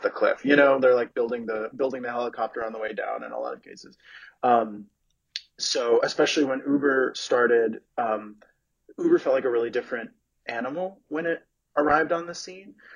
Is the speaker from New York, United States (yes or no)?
yes; New York City, New York, United States; moved away as an adult; also born or lived in San Francisco Bay Area; now in San Francisco, United States; So I'm from New York City originally, and then I moved out here for work almost 10 years ago.